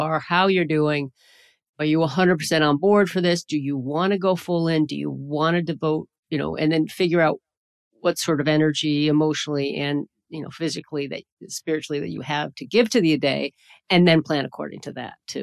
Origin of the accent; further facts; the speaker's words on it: the urban Northeast, United States; I grew up in the Northeast, in the urban Northeast, so in a Rust Belt city